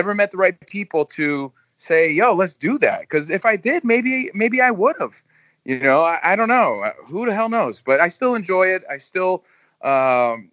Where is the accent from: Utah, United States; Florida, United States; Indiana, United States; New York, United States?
New York, United States; also born or lived in New Jersey; I grew up in New York